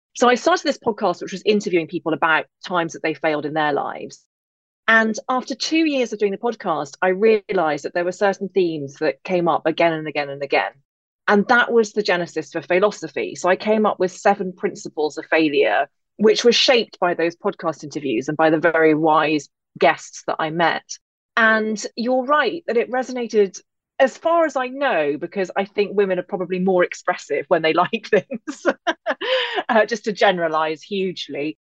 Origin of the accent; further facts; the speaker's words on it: England, United Kingdom; accent: English; also born or lived in Derry, Northern Ireland; I am English, as you can hear, but I actually grew up in Northern Ireland, just outside Derry. But I never lost my accent.